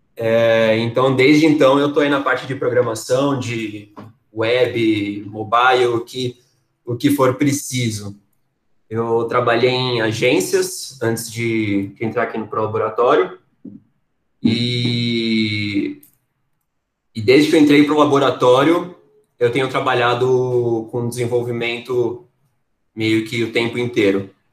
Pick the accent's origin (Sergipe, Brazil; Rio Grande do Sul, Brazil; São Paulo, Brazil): São Paulo, Brazil; nascido em São Paulo, capital